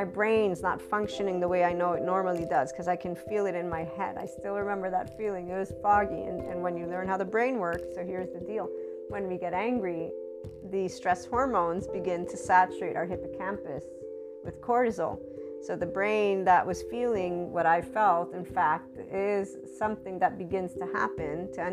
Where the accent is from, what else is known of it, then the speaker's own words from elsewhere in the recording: United States; I'm an American